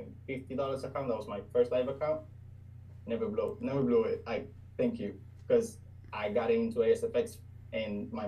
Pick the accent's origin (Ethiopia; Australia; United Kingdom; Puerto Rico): Puerto Rico; first language Spanish; English is a second language; I'm 22 years old and from Puerto Rico. And my first language is Spanish.